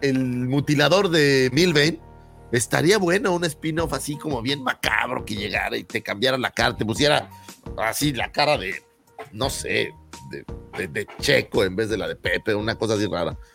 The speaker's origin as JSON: {"language": "Spanish", "region": "Mexico City", "country": "Mexico", "said": "los que somos aquí chilangos"}